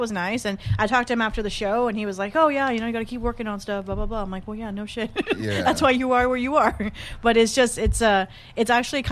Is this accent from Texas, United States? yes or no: yes; Corpus Christi, Texas, United States; moved away as an adult; now in San Antonio, United States; I'm from the great city of Corpus Christi.